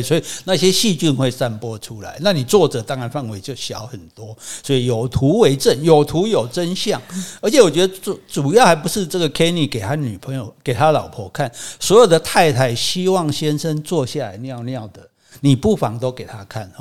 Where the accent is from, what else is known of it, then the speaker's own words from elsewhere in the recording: Hsinchu, Taiwan; 我们新竹高中旁边是新竹商校， 旁边还是那个二女中